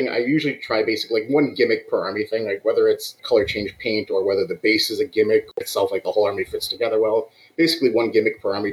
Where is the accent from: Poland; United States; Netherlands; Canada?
Canada; Belleville, Ontario; moved away as an adult; now in Cambridge, Canada; I'm out from Belleville, which is about 3 hours east of Cambridge, where I am right now